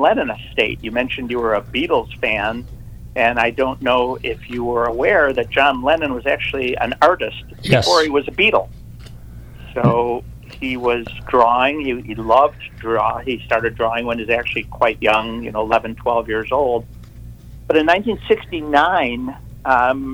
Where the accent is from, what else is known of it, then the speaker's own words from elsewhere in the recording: Detroit, Michigan, United States; moved away as an adult; now in San Diego, United States; Growing up in Detroit